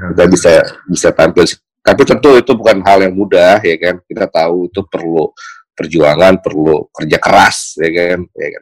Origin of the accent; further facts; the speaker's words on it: Tangerang, Banten, Indonesia; saya lahir besar di Tangerang